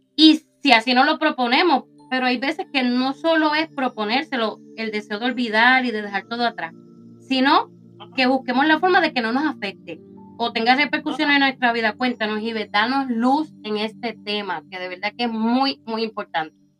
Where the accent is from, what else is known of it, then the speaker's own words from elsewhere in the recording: Puerto Rico; moved away; allá en mi isla querida de Puerto Rico